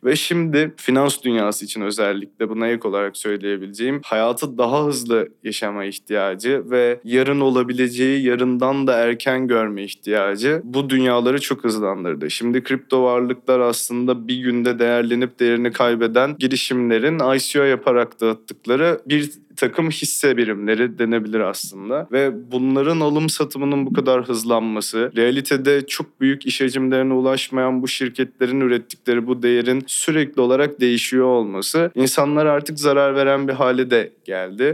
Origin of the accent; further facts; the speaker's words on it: İzmir, Turkey; Ben İzmir'de doğdum, büyüdüm